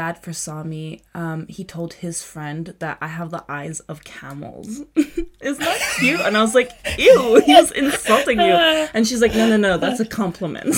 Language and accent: English; Prague, Czechia; moved away as an adult; also born or lived in Kazakhstan; now in London, United Kingdom; I was born in Czech Republic.